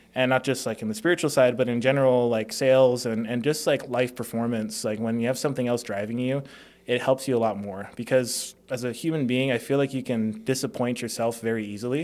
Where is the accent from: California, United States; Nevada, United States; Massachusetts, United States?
Nevada, United States; Las Vegas; also born or lived in Hawaii; I was born in Hawaii. Um, from there, just 'cause of cost of living, my family moved to Las Vegas